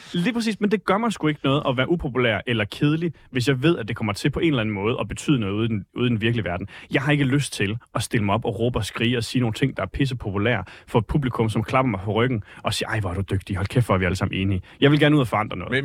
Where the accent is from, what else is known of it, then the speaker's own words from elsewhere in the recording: Vejle, Southern Denmark, Denmark; moved away as an adult; now in Copenhagen, Denmark; Jeg er født og opvokset i Vejle, flyttet til København for en uh, tre års tid siden